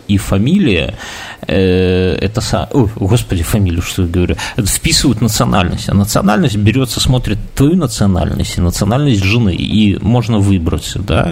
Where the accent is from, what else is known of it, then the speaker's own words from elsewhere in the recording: Belarus; я вот э, рожденный в БССР